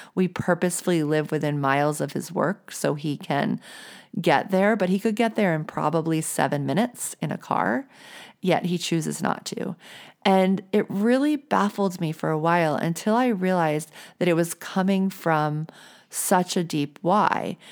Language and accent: English; New Orleans, Louisiana, United States; I grew up in the South. I grew up in New Orleans